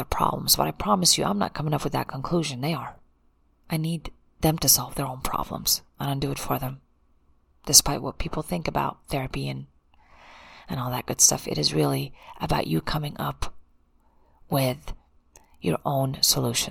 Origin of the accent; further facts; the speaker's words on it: United States; I'm an American and I can't speak another language